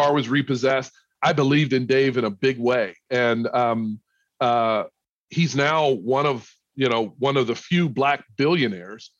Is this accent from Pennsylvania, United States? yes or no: yes; Pittsburgh, Pennsylvania, United States; also born or lived in the South; now in Minneapolis, United States; I grew up in Pittsburgh, which is a cold city as well.